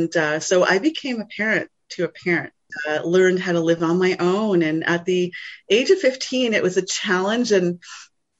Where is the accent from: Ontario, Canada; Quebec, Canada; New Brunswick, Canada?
New Brunswick, Canada; I was born in New Brunswick. My roots are Mi'kmaq from the East